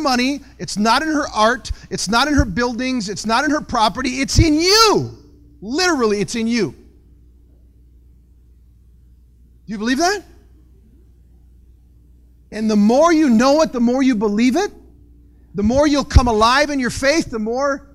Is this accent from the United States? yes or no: yes; Ann Arbor, Michigan, United States; I'm from Ann Arbor.